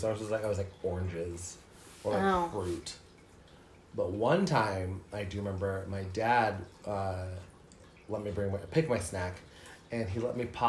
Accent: United States; I'm an American.

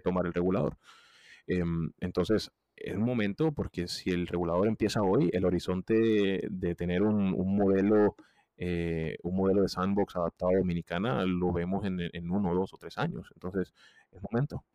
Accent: Colombia; yo soy un colombiano

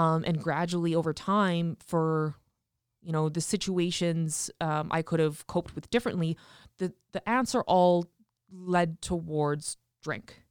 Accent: Regina, Saskatchewan, Canada; also born or lived in Tisdale, Saskatchewan; I was born in Tisdale, Saskatchewan, but quickly moved to Regina when I was, like, one years old and grew up on a farm actually just south of the city

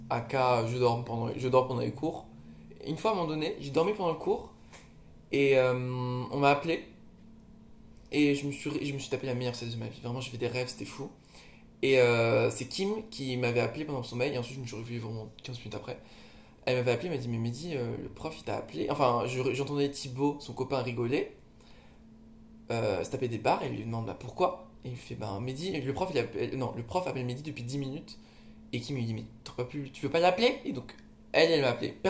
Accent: Lille, Hauts-de-France, France; now in Paris, France; Tu sens chez moi, à Lille

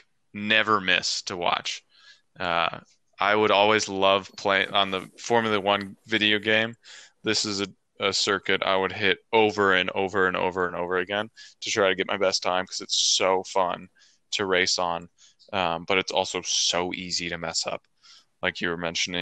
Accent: United States; being an American

